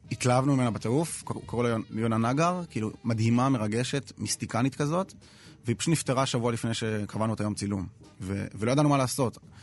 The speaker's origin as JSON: {"language": "Hebrew", "town": "Jerusalem", "region": "Jerusalem District", "country": "Israel", "moved": "yes", "lives_now": "Tel Aviv, Israel", "said": "אנחנו שנינו ירושלמים, שנינו דתל\"שים, אבל עכשיו גרים בתל אביב"}